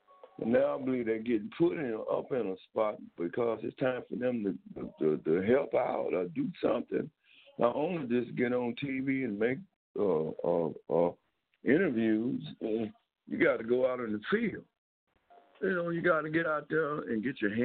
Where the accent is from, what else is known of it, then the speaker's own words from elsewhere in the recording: Dallas, Texas, United States; I grew up in South Dallas. I know half the kids and half the kids' parents, and I went to school in South Dallas.